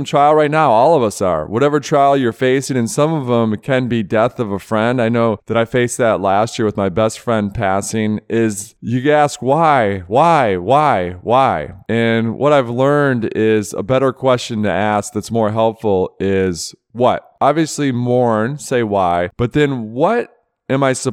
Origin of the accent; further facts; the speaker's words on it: Michigan, United States; growing up in Michigan